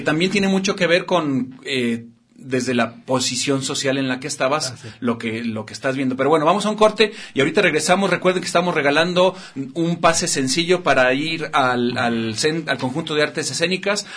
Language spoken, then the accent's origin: Spanish; Guadalajara, Jalisco, Mexico; Yo soy de aquí de Guadalajara